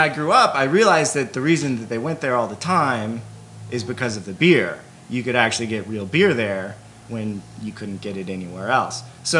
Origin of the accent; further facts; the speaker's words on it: Solana Beach, California, United States; I grew up in San Diego, in Solana Beach, which many of you know is the home of Pizza Port.